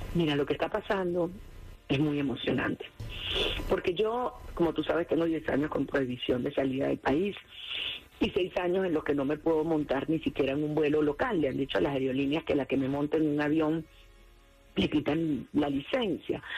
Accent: Venezuela; como venezolana

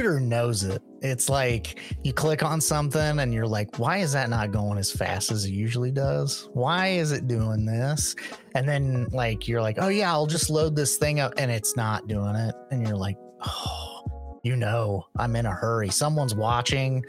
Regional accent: Midwest, United States; growing up in the Midwest, we had all four seasons

